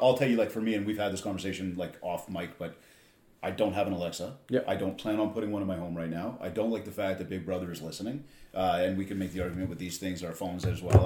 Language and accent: English; Canada; I'm from Canada